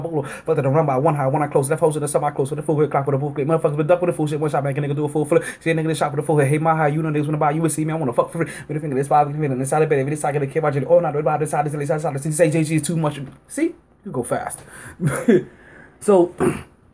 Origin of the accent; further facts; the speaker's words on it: New York, United States; now in South Florida, United States; I'm still a New Yorker.